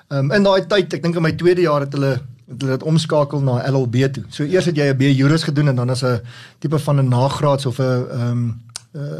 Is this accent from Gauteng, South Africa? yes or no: yes; Pretoria, Gauteng, South Africa; born there; ek is gebore in Pretoria.